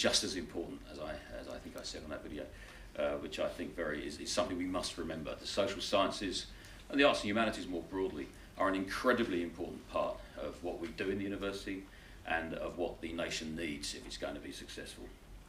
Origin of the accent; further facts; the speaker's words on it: United Kingdom; moved away as an adult; now in Australia; Britain under Prime Minister Truss, which is my home country.